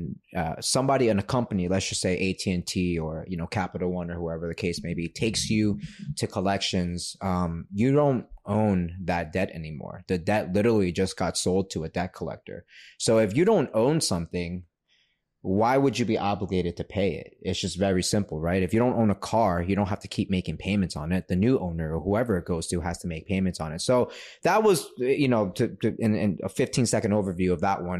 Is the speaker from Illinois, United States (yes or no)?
no; New York, United States; Born and raised in New York.